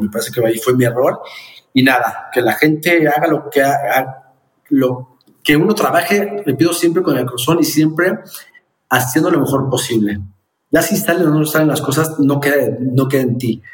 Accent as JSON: {"language": "Spanish", "country": "Mexico", "said": "como mexicano"}